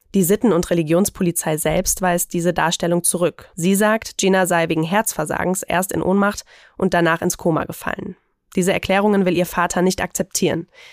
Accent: Germany; bei uns in Deutschland

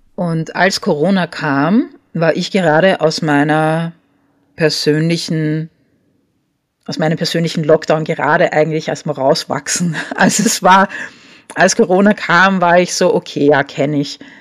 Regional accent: Vienna, Austria; also born or lived in Paris, France; Und als ich vier war, hat meine Mutter beschlossen, sie geht nach Wien zurück

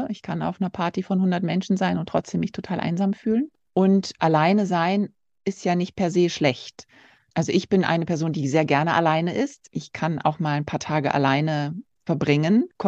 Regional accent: Turkey; now in Brazil; habe meine Kindheit schon in der Türkei verbracht, weil mein Vater dort gearbeitet hat. Und ja, und so hat es mich nach Brasilien verschlagen.

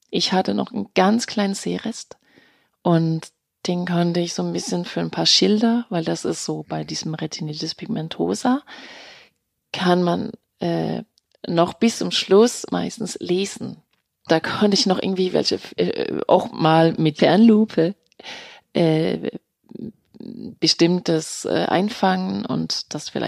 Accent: Denmark; German is a second language; moved away as an adult; now in Germany; Also ich bin in Dänemark geboren, 1970 äh, und bin dort aufgewachsen und bin erst nach meinem Abitur 1989 nach Deutschland ja

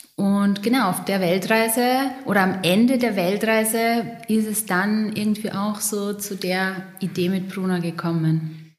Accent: Pöllauer Tal, East Styria, Austria; moved away as an adult; now in Vienna, Austria; ich bin geboren in der Steiermark, ähm, im Pellauer Tal. Da redet man ein bisschen anders als ich jetzt gerade, aber alle, die die Oststeiermark kennen

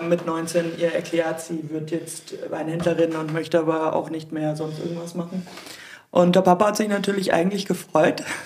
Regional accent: Germany; now in Austria; ich mich als Deutsche

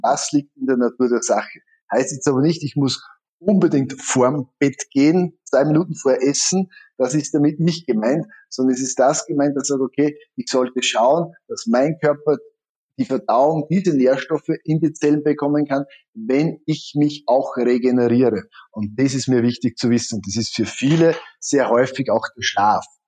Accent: Styria, Austria; ich komme aus der Steiermark

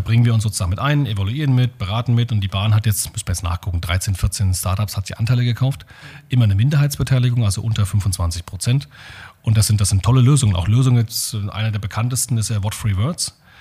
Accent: Germany; als Deutsche

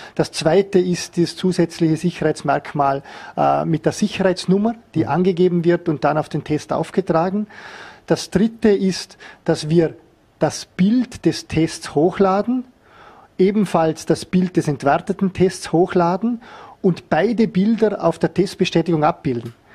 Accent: Vorarlberg, Austria; als Vorarlberger Bevölkerung

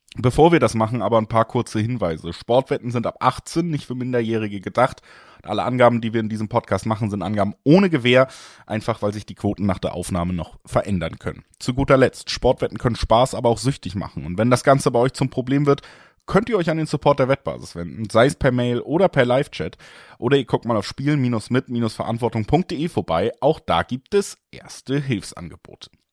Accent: Hamburg, Germany; Ich komme aus Hamburg

